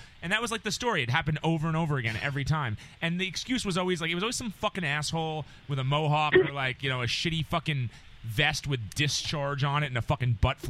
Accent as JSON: {"language": "English", "region": "New York and Long Island", "country": "United States", "tie": "born or raised there", "said": "growing up in New York and Long Island"}